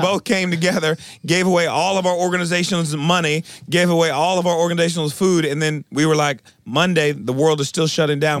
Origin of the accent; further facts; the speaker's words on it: Milwaukee, Wisconsin, United States; now in Tulsa, United States; I, I'm originally from Milwaukee, Wisconsin.